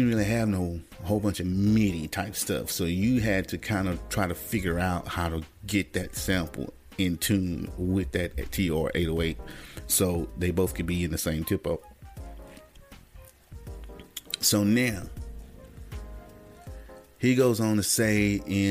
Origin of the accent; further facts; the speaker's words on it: the South, United States; I was from the South